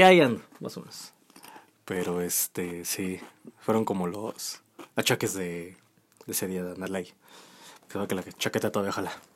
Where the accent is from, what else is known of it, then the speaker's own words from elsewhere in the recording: Mexico; somos nosotros los mexicanos